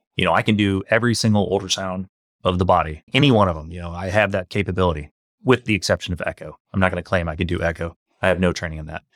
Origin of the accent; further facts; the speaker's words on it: St. Louis, Missouri, United States; I grew up in Saint Louis, uh, come from a working class family.